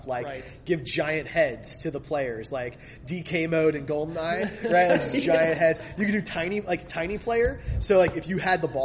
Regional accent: Philadelphia, Pennsylvania, United States; moved away; I'm from Philadelphia originally

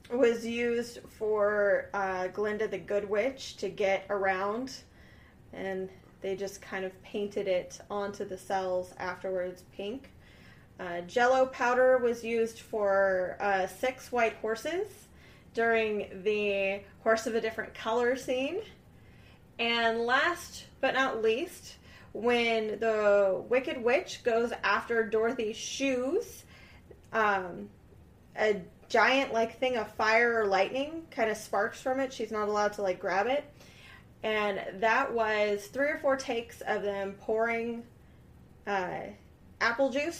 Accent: Kansas City, Missouri, United States; I'm from Missouri

